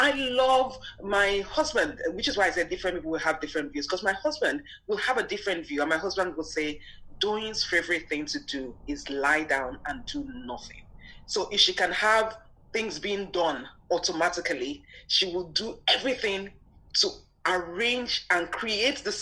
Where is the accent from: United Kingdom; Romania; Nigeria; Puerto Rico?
Nigeria; I grew up in Nigeria